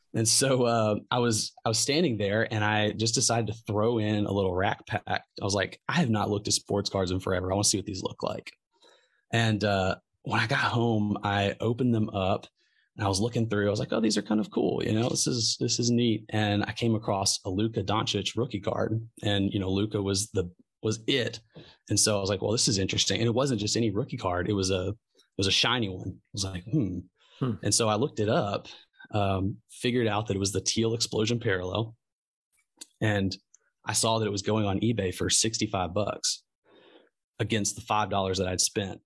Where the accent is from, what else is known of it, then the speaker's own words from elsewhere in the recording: Memphis, Tennessee, United States; I'm from Memphis and I live in Memphis.